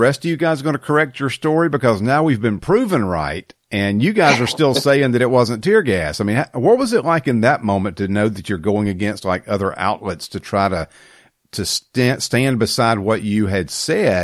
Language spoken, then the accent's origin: English; the South, United States; I'm also from the South